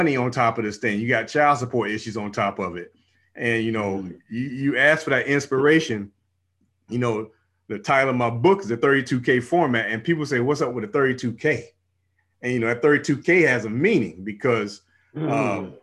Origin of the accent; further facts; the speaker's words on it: Savannah, Georgia, United States; now in Houston, United States; I'm from out here in Houston, Texas, you know, by way of the military, almost 24 years in the military, and born and raised in Georgia, Savannah, Georgia